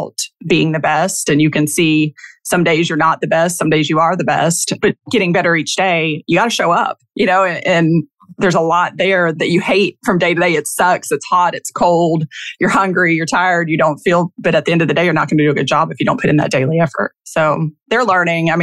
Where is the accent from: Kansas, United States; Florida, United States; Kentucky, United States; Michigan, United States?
Kentucky, United States; I'm from Kentucky, basketball country and football now, and even baseball.